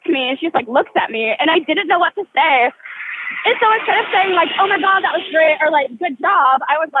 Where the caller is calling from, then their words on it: New York City, New York, United States; they, them pronouns, and I'm calling from New York City.